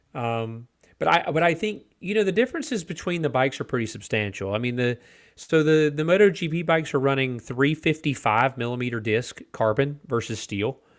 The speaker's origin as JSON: {"language": "English", "country": "United States", "said": "for me as an American"}